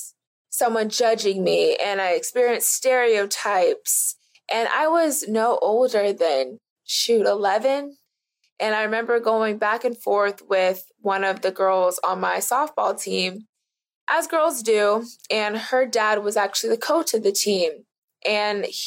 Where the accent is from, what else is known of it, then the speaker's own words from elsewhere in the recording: Florida, United States; I'm from Florida